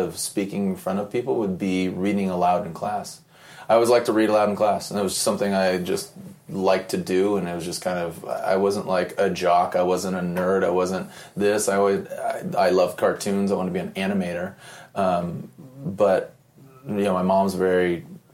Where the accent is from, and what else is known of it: San Diego, California, United States; born or raised there; also born or lived in Sunnyvale, California / Cupertino, California